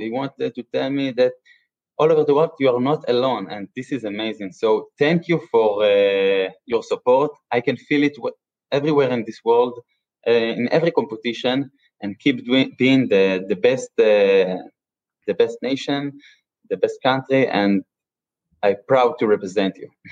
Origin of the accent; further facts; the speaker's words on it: Israel; I'm from Israel.